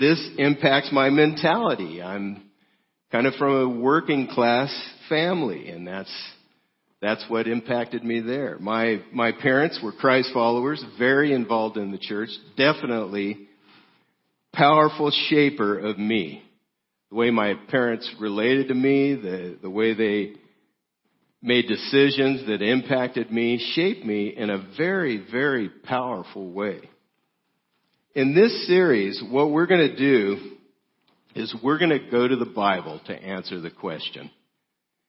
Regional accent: South Gate, California, United States; I grew up in Southgate, California, 8.5 miles from downtown L.A.

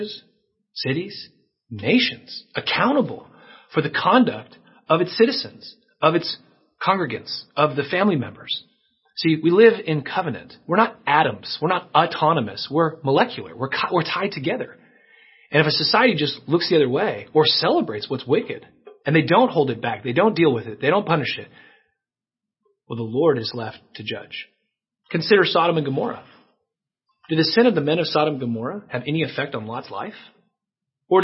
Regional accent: United States; as Christians in our culture, growing up in America as we have

